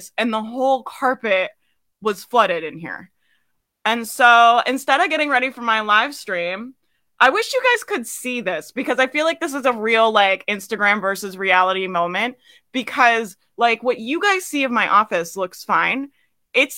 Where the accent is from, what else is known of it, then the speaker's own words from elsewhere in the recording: Jacksonville, Florida, United States; I grew up in Jacksonville. It's, yeah, that's the Florida life, man